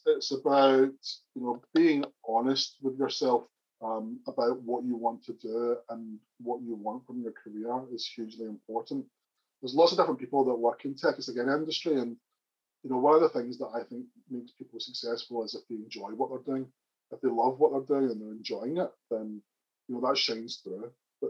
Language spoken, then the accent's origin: English; Northern Ireland, United Kingdom; accent: Northern Irish; I'm obviously a blow-in. My accent's got a kind of Northern Irish accent, obviously.